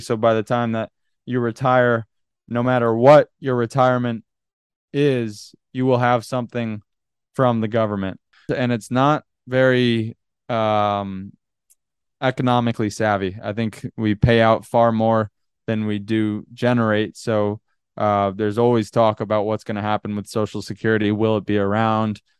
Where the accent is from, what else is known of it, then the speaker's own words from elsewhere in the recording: Northeast, United States; moved away as an adult; also born or lived in Boston; now in California, United States; growing up in the Northeast